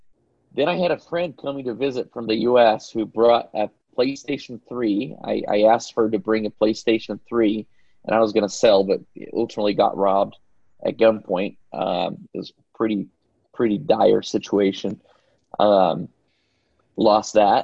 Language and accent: English; Belo Horizonte, Minas Gerais, Brazil; moved away as an adult; also born or lived in Pasadena; I grew up in Belo Horizonte